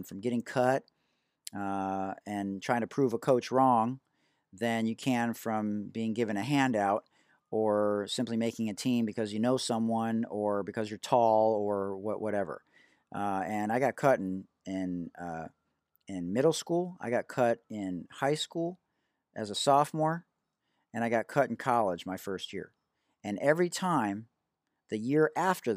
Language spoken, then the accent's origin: English; Detroit, Michigan, United States; also born or lived in Oak Park, Michigan; I hail to you from Detroit, Michigan. I'm a proud graduate of Oak Park High School